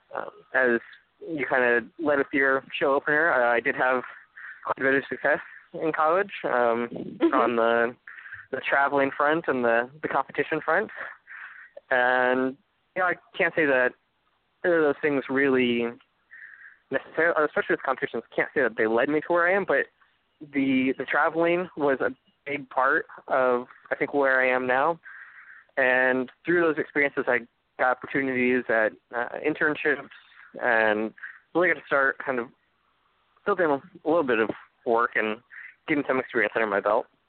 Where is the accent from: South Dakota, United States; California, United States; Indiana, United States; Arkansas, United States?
Arkansas, United States; Fayetteville; a architecture program at the University of Arkansas um, in my hometown